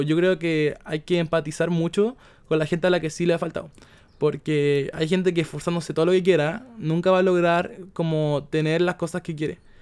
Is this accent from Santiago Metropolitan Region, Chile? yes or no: yes; Peñaflor, Santiago Metropolitan Region, Chile; yo soy de Peñaflor, que es un pueblo que queda más o menos lejos de Santiago